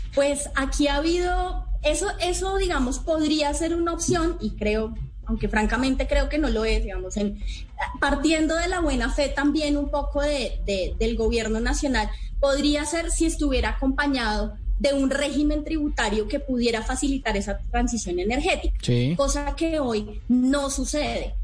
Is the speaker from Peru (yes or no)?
no; Colombia; todas y todos como colombianos